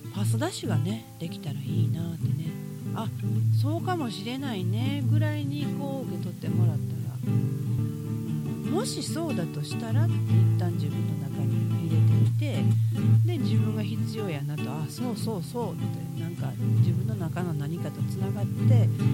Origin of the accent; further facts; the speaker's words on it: Osaka, Japan; 大阪生まれの大阪育ち